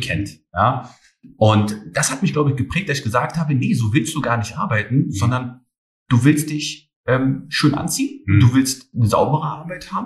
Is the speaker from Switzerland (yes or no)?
no; Germany; meine Heimat ist Deutschland, aber genauso äh, sehe ich auch die Türkei als meine Heimat.